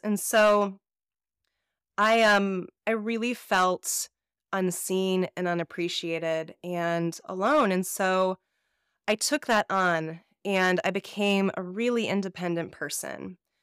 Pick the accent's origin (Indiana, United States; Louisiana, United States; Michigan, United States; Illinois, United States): Illinois, United States; Chicago; I'm from the Midwest, and so, and I grew up in the suburbs of Chicago